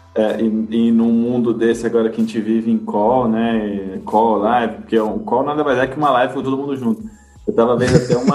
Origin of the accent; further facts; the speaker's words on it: Brazil; como brasileiro